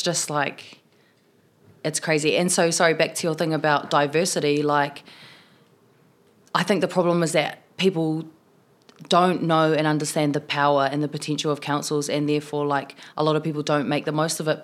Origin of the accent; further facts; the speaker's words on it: Tokoroa, Waikato, New Zealand; also born or lived in South Auckland; now in Wellington, New Zealand; I was born in South Auckland, grew up in the South Waikato in Tokoroa, and, um, now I live in Wellington